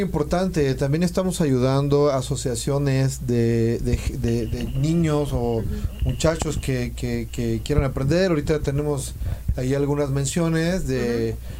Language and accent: Spanish; Mexico; Somos mexicanos